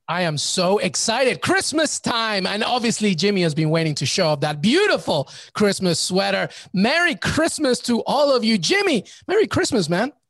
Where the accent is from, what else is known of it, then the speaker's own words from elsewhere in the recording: England, United Kingdom; growing up in England